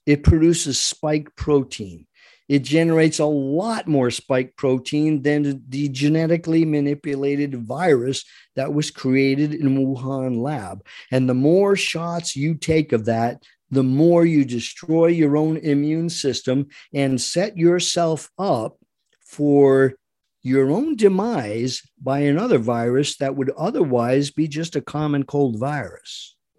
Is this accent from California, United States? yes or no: no; Rhode Island, United States; moved away; I was born and raised in Rhode Island, by the way, so I am very familiar with the Eastern mentality